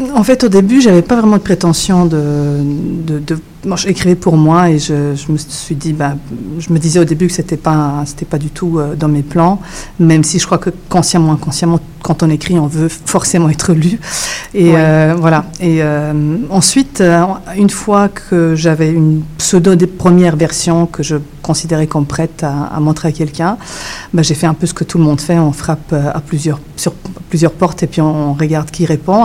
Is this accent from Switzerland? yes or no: yes; Switzerland; accent: European French; French is a second language; moved away; also born or lived in Yugoslavia; j'ai grandi en Suisse